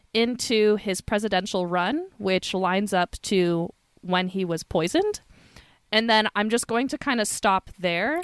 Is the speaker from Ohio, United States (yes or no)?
no; Sacramento, California, United States; I grew up in Sacramento, which is, like, very inland.